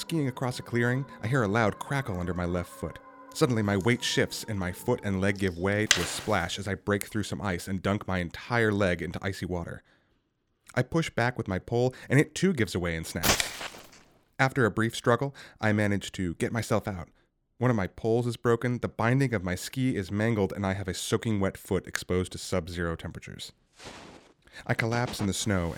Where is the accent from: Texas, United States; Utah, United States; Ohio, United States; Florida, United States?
Utah, United States; Salt Lake City; I grew up in Salt Lake City